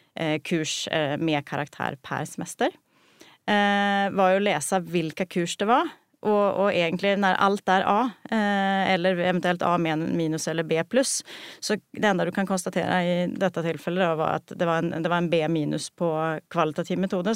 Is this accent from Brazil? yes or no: no; Sweden; moved away as an adult; now in Norway; jeg er opprinnelig fra Sverige, eh, så jeg har studert i Sverige